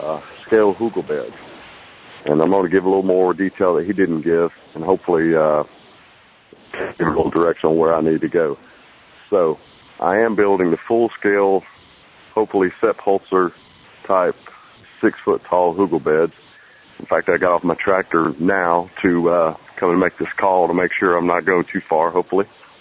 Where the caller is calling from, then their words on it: Birmingham, Alabama, United States; I'm calling from near Birmingham, Alabama.